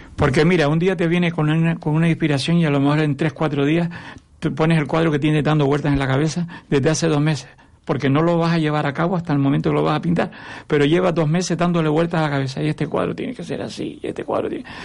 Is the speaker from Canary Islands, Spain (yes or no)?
yes; Tamaraceite, Canary Islands, Spain; moved away as an adult; now in Arucas, Spain; Yo vivo en Arucas hace 30 años, pero yo soy de Tamaraceite.